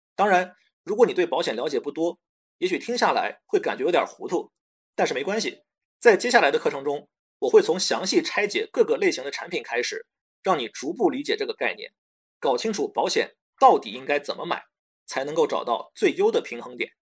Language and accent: Chinese; China; 我们中国人对储蓄有很大的偏好